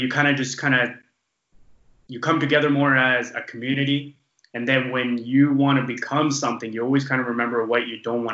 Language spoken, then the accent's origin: English; small town in British Columbia, Canada; We moved up to a small town up in it's like 7 hours from from Vancouver, up north